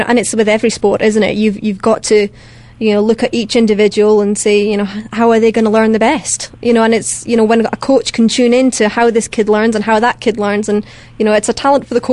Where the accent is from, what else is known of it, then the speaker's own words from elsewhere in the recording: Dumfries, Scotland, United Kingdom; I'm from Dumfries, southwest.